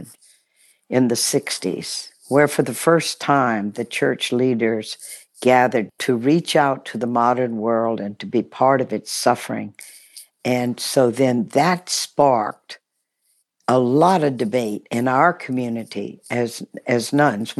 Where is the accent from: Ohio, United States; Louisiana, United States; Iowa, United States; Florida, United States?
Louisiana, United States; Baton Rouge; also born or lived in New Orleans; Grew up in Baton Rouge, Louisiana.